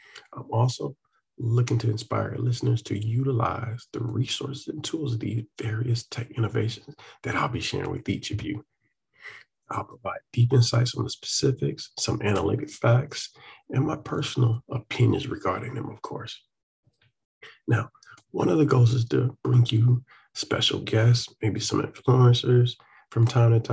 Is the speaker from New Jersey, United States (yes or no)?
no; Atlanta, Georgia, United States; I'm from Atlanta